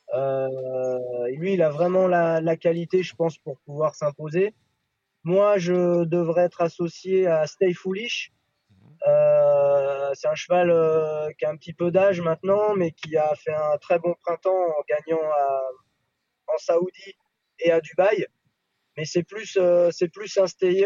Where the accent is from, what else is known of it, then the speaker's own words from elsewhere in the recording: France; now in Japan; en tant que Français